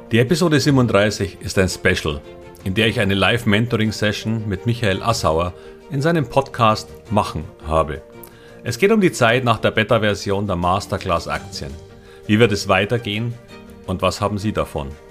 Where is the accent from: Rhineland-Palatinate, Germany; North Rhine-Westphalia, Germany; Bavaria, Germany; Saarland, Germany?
Bavaria, Germany; Munich; moved away as an adult; now in Hamburg, Germany; ich komme aus München